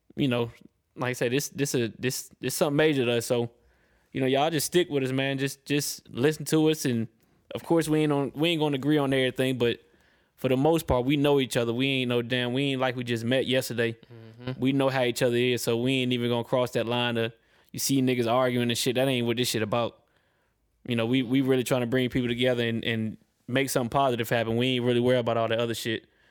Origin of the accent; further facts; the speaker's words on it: Atlanta, Georgia, United States; also born or lived in Pennsylvania / Richmond, Virginia; I'm born in Pennsylvania. I got a lot of love and a lot of family in Maryland, Delaware, Virginia. Well, exactly like Richmond, Virginia. That's that's my hometown. That's where I grew up a little bit. But um, I moved to East Atlanta when I was 11